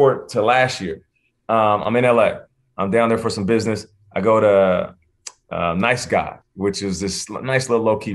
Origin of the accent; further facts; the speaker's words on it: Seattle, Washington, United States; I'm from Seattle